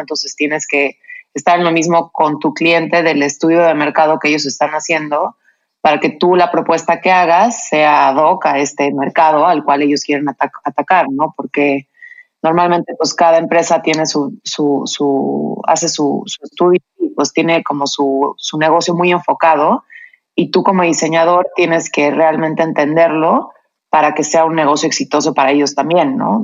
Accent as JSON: {"language": "Spanish", "town": "Cuernavaca", "region": "Morelos", "country": "Mexico", "tie": "born or raised there", "moved": "yes", "lives_now": "Mexico City, Mexico", "said": "yo crecí en Cuernavaca"}